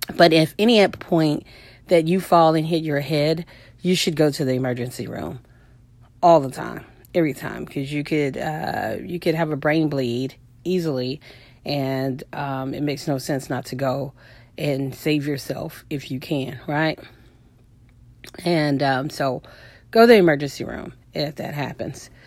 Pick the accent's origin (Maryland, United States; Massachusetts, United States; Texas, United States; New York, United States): Texas, United States; Houston; I'm from Houston